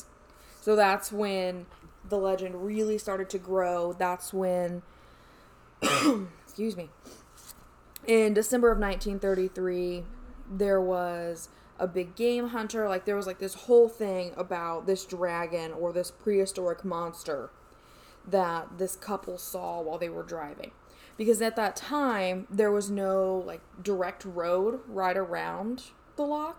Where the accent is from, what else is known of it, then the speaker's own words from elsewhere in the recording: Indiana, United States; I'm from Indiana, so it's fucking all cornfields.